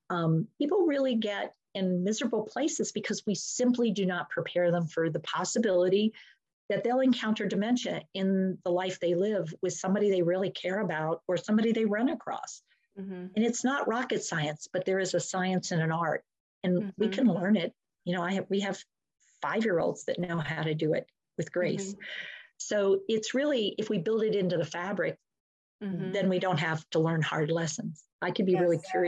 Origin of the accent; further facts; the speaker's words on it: Efland, North Carolina, United States; I'm from Eflin, North Carolina, and you're from?